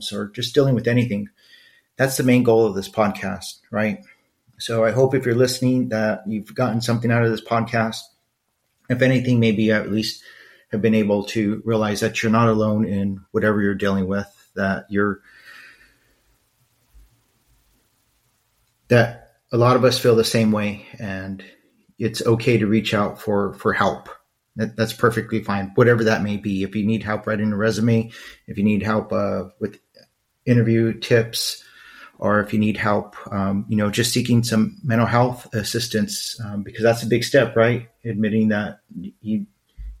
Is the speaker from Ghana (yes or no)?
no; Los Angeles, California, United States; moved away; growing up in East LA.